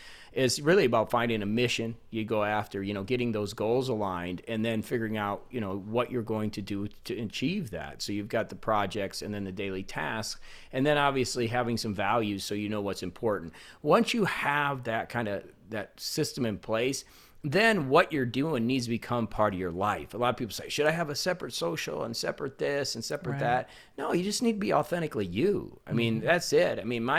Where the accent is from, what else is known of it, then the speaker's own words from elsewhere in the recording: Indiana, United States; I'm from Indiana.